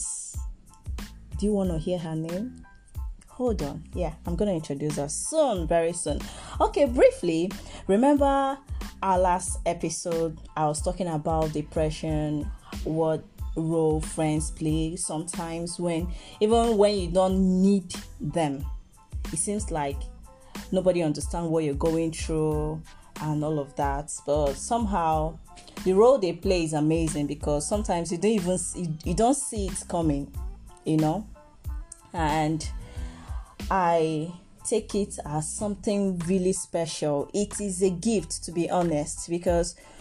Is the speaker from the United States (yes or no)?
no; Nigeria; I'm from Nigeria. Proud Igbo girl